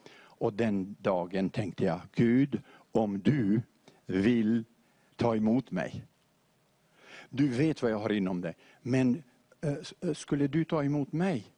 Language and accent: Swedish; Beirut, Beirut Governorate, Lebanon; also born or lived in Montenegro; jag växte upp nu i Beirut med moskén på vänstra sidan